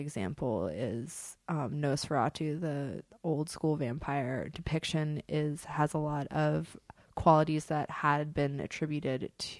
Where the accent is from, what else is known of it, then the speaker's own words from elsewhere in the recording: Berkeley, California, United States; I'm from Berkeley. I'm chill as fuck.